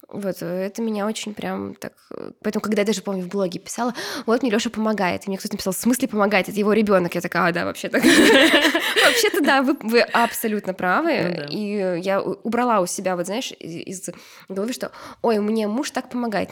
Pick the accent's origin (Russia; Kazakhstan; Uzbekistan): Uzbekistan; я из Узбекистана